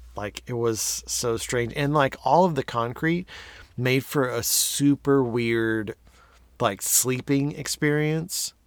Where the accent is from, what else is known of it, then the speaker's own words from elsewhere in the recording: Texas, United States; being a Texan